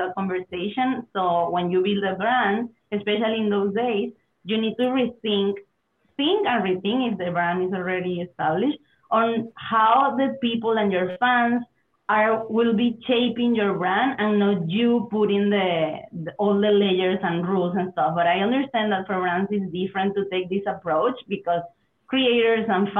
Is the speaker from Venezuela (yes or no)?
yes; Venezuela; English is a second language; moved away as an adult; also born or lived in Germany / Mexico / Spain / United States; I'm originally from Venezuela